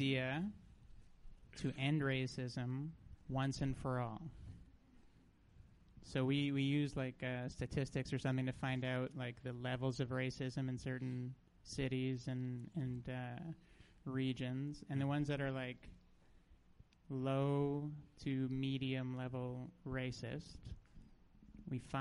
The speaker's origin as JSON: {"language": "English", "town": "Toronto", "region": "Ontario", "country": "Canada", "said": "I'm from Toronto."}